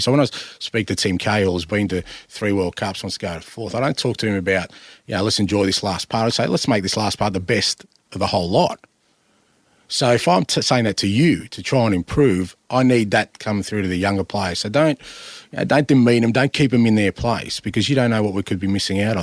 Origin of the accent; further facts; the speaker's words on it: Australia; I'm Australian